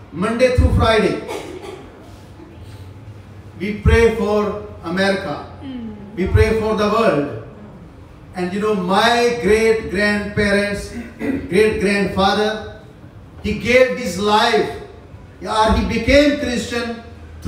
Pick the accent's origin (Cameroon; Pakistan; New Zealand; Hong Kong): Pakistan; also born or lived in South Korea; I am from Pakistan.